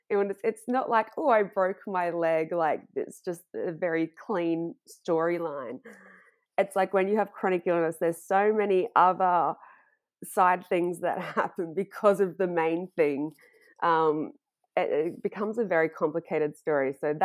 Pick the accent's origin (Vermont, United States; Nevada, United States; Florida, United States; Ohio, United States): Florida, United States; I grew up in Florida and then I went to college.